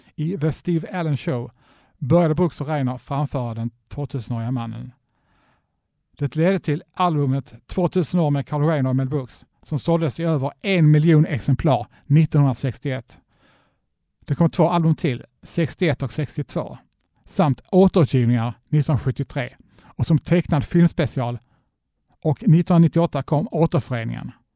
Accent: Trelleborg, Skåne, Sweden; moved away; när jag bodde hemma i Trelleborg

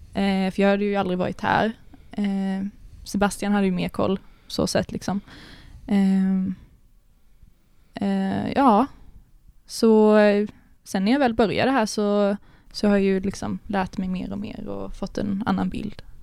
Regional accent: Karlskrona, Blekinge, Sweden; moved away as an adult; now in Malmö, Sweden; Jag kommer ju från Karlskrona i Blekinge

